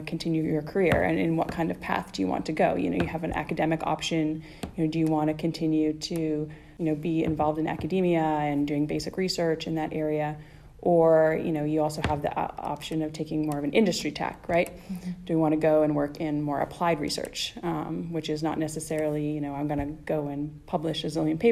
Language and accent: English; just outside of Edmonton, Alberta, Canada; moved away as an adult; now in San Diego, United States; I grew up in just outside of Edmonton, Alberta, so it's in the prairie part of Canada.